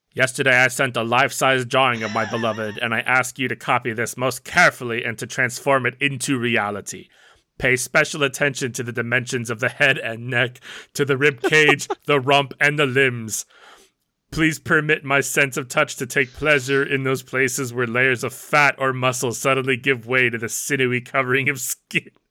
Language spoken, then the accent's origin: English; United States; We're not just American, we're like American American. We're American